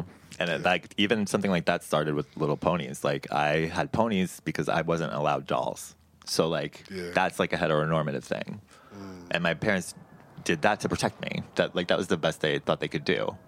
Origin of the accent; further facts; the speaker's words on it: Long Island, New York, United States; And I grew up on Long Island, which is not New York City by any type of means